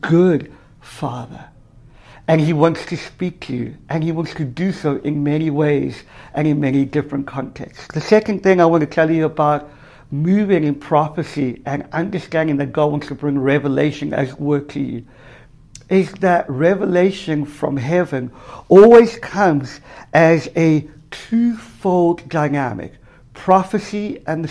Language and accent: English; South Africa; moved away; I grew up in South Africa, in apartheid South Africa for the first half of my life